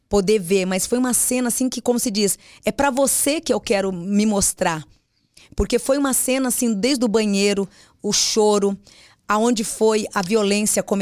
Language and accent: Portuguese; Mogi das Cruzes, São Paulo, Brazil; born there; Eu nasci em Mogi das Cruzes.